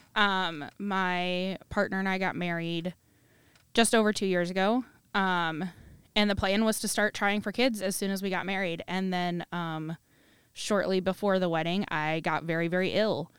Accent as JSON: {"language": "English", "town": "Cedar Rapids", "region": "Iowa", "country": "United States", "said": "I'm from the Cedar Rapids area"}